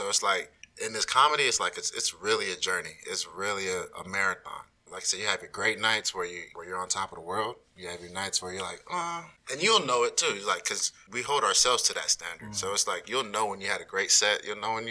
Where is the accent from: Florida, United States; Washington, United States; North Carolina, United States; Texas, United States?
Texas, United States; Arlington; I grew up in Arlington